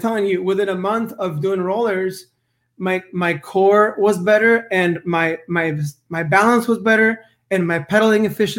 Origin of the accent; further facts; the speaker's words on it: West Coast, United States; Because I am from the West Coast